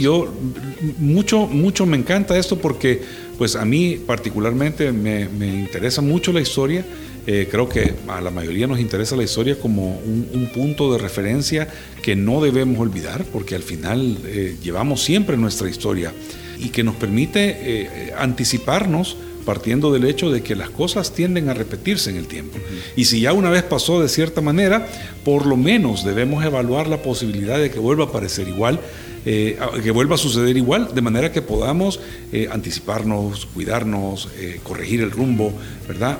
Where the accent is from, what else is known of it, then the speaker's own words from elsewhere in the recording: El Salvador; como salvadoreños